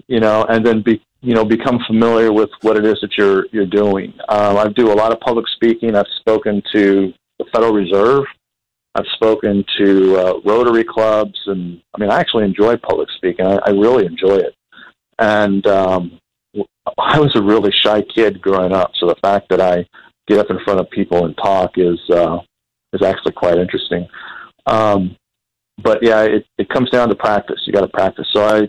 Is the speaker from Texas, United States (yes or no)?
yes; Texas, United States; I'm actually from Texas, grew up in Texas. My dad was a pastor, so we moved around a lot.